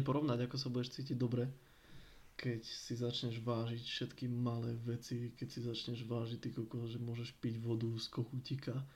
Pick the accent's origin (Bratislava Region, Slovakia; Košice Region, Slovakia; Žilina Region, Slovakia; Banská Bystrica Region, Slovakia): Žilina Region, Slovakia; Liptov; Doma na Liptovej